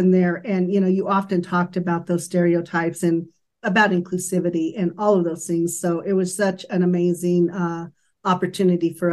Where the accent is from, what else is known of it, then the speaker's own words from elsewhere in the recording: San Luis Valley, Colorado, United States; I'm from the Valley too